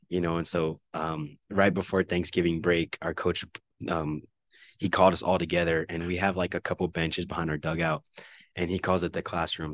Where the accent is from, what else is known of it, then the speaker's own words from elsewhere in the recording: El Paso, Texas, United States; living in the Northeast and going to school on the East Side